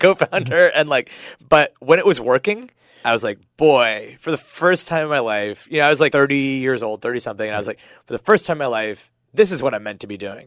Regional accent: Pittsburgh, Pennsylvania, United States; now in San Francisco, United States; I grew up in Pittsburgh.

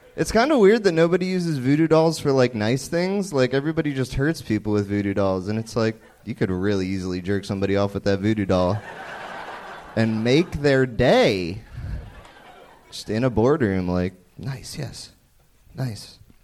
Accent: Philadelphia, Pennsylvania, United States; moved away as an adult; now in Los Angeles, United States; I'm from Philadelphia.

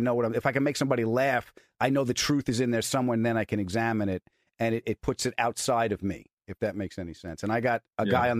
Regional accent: Bridgeport, Connecticut, United States; I'm from Bridgeport, Connecticut.

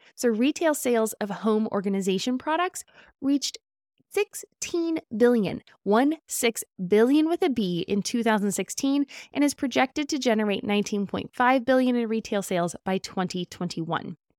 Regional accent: California, United States; As a Californian

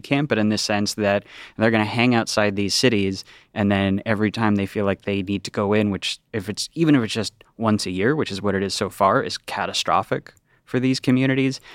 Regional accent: United States; as an American

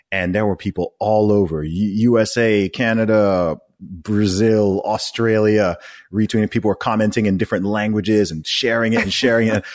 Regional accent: Saudi Arabia; moved away; also born or lived in England / United States; I grew up in Saudi Arabia.

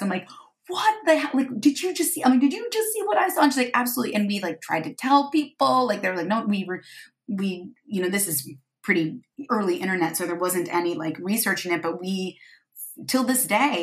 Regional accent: Michigan, United States; moved away; growing up in Michigan, we would often go to the beach because we lived on a lake

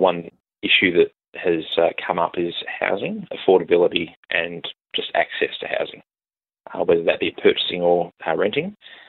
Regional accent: Melbourne, Victoria, Australia; now in Tintinara, Australia; I'm a first-generation farmer, you could say, from the upper southeast, based out of Tintinara. I'm not actually from the bush originally. I was born in Melbourne.

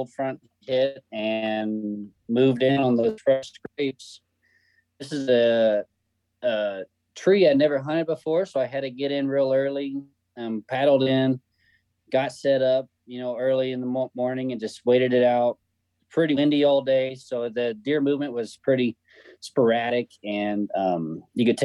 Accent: Kansas City, Missouri, United States; I'm from Kansas City, Missouri

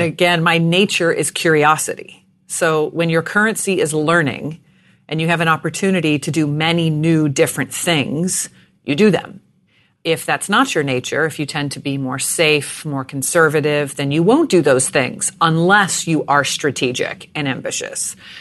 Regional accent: Jacksonville, Florida, United States; I was born in Jacksonville, Florida

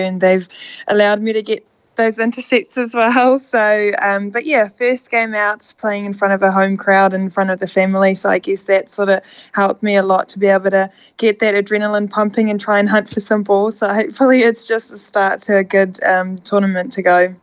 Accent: South Africa; now in New Zealand; my home country

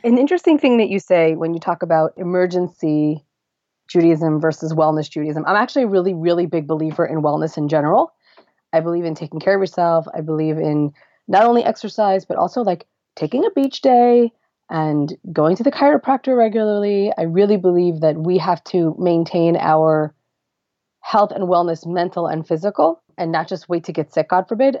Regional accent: Lakewood, New Jersey, United States; moved away as an adult; now in Beit Shemesh, Israel; I grew up in Lakewood, New Jersey, not far from Philadelphia.

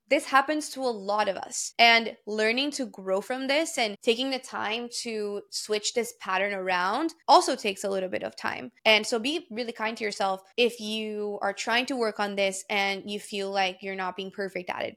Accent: Brazil; moved away; Because I grew up in Brazil, I speak Portuguese fluently, and then I also am fluent in English and in Spanish

